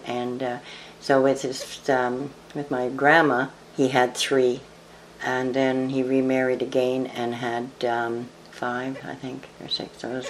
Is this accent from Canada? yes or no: yes; Madawaska, Ontario, Canada; moved away as an adult; also born or lived in Brockville, Ontario / Kitchener, Ontario; It was hard as a teenager growing up in Madawaska, because I'm related to, back then, about 3/4 of the people, if not more